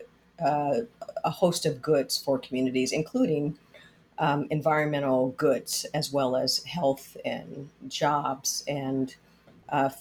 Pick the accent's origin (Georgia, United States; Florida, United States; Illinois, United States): Florida, United States; Miami; also born or lived in Detroit / San Francisco / Philadelphia / New York; now in Washington, D.C., United States; I was born in Detroit, raised in Miami